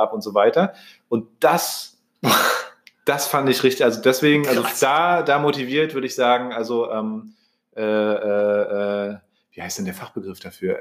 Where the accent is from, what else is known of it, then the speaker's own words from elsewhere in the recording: Germany; wurde ich hier zum Beispiel geboren in Deutschland